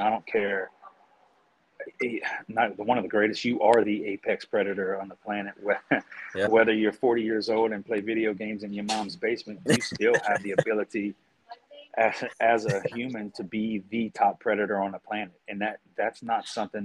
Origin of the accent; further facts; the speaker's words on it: South Louisiana, United States; also born or lived in Colorado; I'm from South Louisiana.